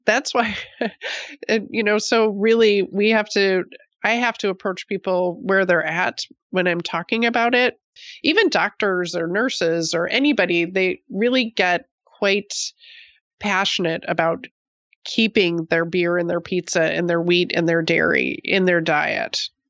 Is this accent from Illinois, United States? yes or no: no; Buffalo, New York, United States; moved away as an adult; also born or lived in Oregon; I grew up on the East Coast in Buffalo